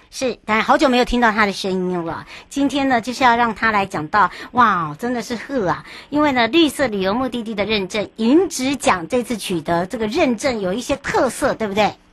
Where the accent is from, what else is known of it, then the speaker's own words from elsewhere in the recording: Yuli, Hualien County, Taiwan; moved away; 我的故乡花莲